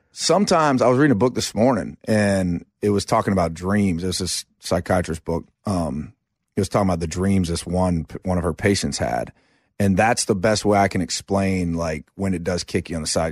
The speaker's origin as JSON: {"language": "English", "town": "Asheville", "region": "North Carolina", "country": "United States", "also_born_or_lived": "Chapel Hill, North Carolina"}